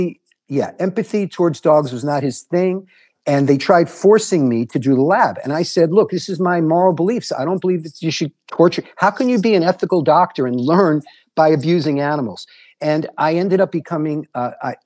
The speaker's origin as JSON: {"language": "English", "town": "New York City", "region": "New York", "country": "United States", "tie": "born or raised there", "also_born_or_lived": "Galveston, Texas / Durham, North Carolina", "moved": "yes", "lives_now": "Hawaii, United States", "said": "I grew up in New York City"}